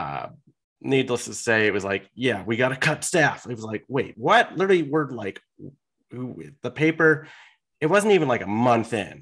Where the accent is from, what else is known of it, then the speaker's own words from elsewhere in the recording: Chicago, Illinois, United States; moved away as an adult; also born or lived in Milwaukee; now in Durango, United States; I grew up in Chicago